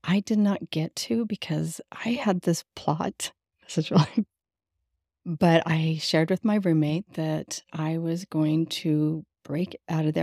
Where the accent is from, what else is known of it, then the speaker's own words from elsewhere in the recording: Las Vegas, Nevada, United States; also born or lived in California; I was born in California, and then we moved to Las Vegas